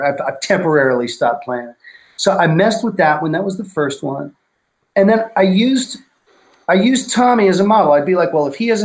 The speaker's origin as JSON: {"language": "English", "region": "New York", "country": "United States", "tie": "born or raised there", "said": "I grew up in New York"}